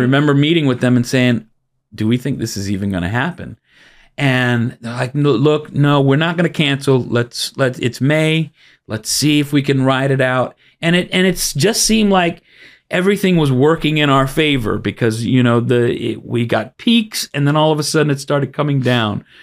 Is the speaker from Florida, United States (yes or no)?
yes; Miami, Florida, United States; also born or lived in Brooklyn, New York; I was born in Brooklyn. but I've lived most of my life, almost all of it, here in Miami